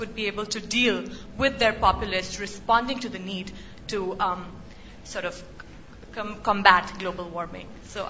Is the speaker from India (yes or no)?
yes; India; moved away as an adult; also born or lived in United States; I'm from India and I go to college in the United States. I'm spending a year at LSE.